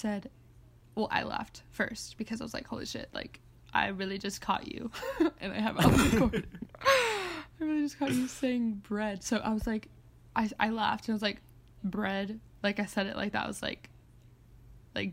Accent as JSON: {"language": "English", "town": "San Diego", "region": "California", "country": "United States", "tie": "born or raised there", "said": "I grew up in San Diego"}